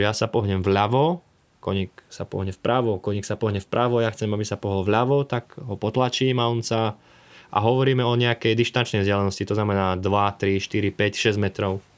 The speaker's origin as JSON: {"language": "Slovak", "town": "Dolný Kalník", "region": "Žilina Region", "country": "Slovakia", "tie": "born or raised there", "said": "Mali sme aj také pekné detstvo tu na farme"}